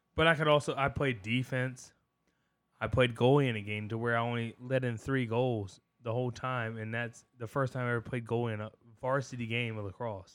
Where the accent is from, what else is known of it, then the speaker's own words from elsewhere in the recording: Culpeper County, Virginia, United States; we grew up in Culpepper County